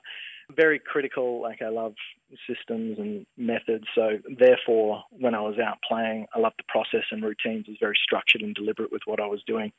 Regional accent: Margaret River, Western Australia, Australia; I grew up in Margaret River, about halfway between the town and the beach

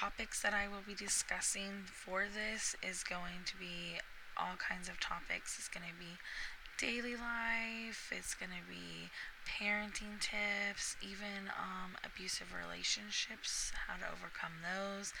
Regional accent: Oklahoma, United States; moved away as an adult; now in Florida, United States; I am from Oklahoma, but recently have moved to Florida.

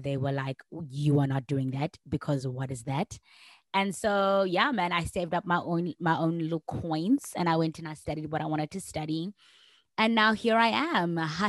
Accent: Johannesburg, Gauteng, South Africa; I'm from Johannesburg

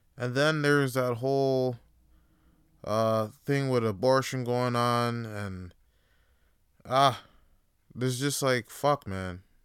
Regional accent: Toronto, Ontario, Canada; I'm voting for uh, a new mayor in my city, Toronto

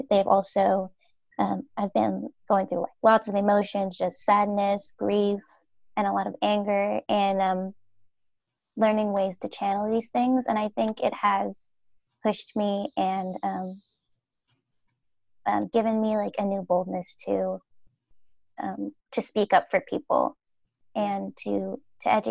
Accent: Minnesota, United States; so I spent over half of my life here, growing up in Minnesota and not in the Twin Cities, which is the Minneapolis St. Paul area, um, but um, a little bit west of there, so in the country.

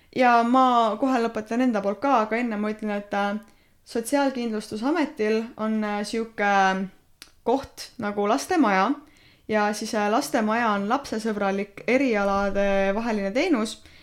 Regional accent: Estonia; ma olen eestlane

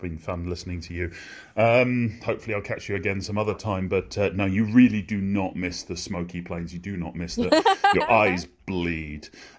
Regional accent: Scotland, United Kingdom; moved away; I went back to my hometown, which is right up north, and having a few drinks, listening to the locals, my accent started to creep back in a little bit.

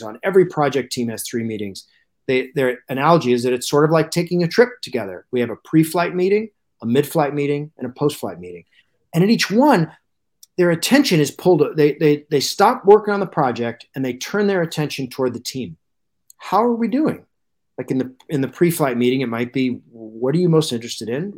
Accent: Alaska, United States; I grew up in Alaska, uh, and moved there when I was three

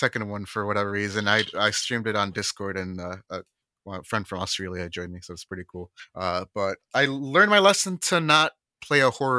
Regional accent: California, United States; born there; Personally, yeah, personally, and I'm biased because I was born in Northern California, but yeah, Northern California rules.

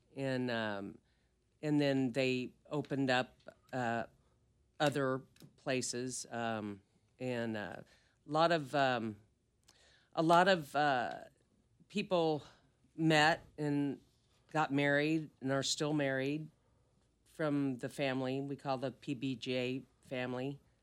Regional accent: Kansas, United States; I'm from Kansas

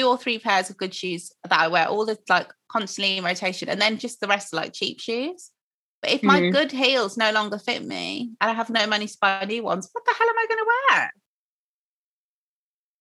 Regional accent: Croydon, London, United Kingdom; I was born in Croydon

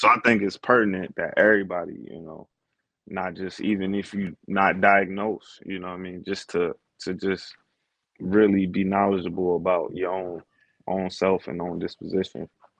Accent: Maryland, United States; also born or lived in Texas; I'm really from a lot of places. I mean, I claim Maryland because that's where I lived the longest, was where I was raised. I was born in Texas, though, you know, moved around a lot.

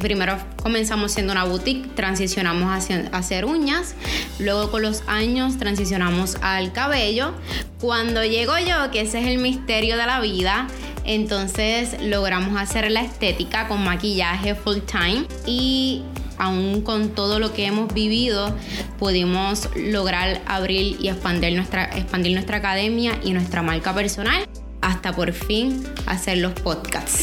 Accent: Ponce, Puerto Rico; Todos los que somos de, de Puerto Rico, especialmente del área de Ponce

